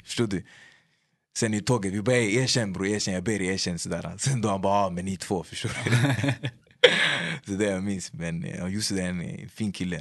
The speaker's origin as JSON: {"language": "Swedish", "town": "Upplands-Bro", "region": "Stockholm County", "country": "Sweden", "said": "Upplandsbro, mig, jag skulle säga hela min personlighet faktiskt. Hur vi pratar"}